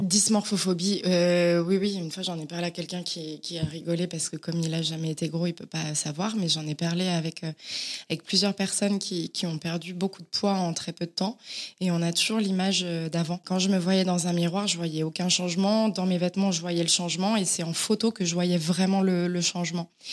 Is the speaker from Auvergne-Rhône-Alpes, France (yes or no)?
yes; Auvergne-Rhône-Alpes, France; moved away as an adult; also born or lived in Villefranche-sur-Saône; now in Paris, France; Et j'ai grandi dans un petit village à côté de, Villefranche.